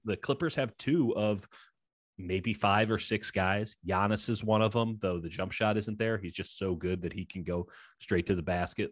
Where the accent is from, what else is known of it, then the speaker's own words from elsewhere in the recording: Chicago, Illinois, United States; moved away as an adult; also born or lived in Missouri; now in Bay Area, United States; So I grew up in Chicago, went to school at the University of Missouri